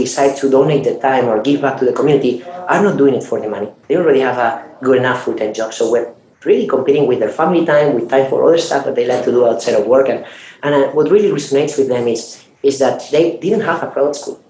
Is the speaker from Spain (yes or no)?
yes; Spain; moved away as an adult; now in Silicon Valley, United States; I'm from Spain, I moved from Europe to Silicon Valley